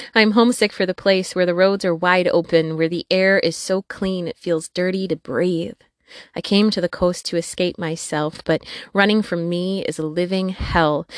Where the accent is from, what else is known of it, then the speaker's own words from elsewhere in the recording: northwestern Wisconsin, United States; moved away as an adult; also born or lived in Peoria, Illinois; I was born and raised in northwestern Wisconsin.